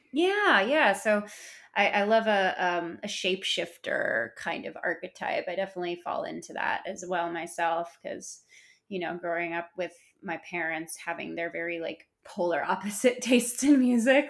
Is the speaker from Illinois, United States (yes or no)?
yes; Chicago, Illinois, United States; I grew up in Chicago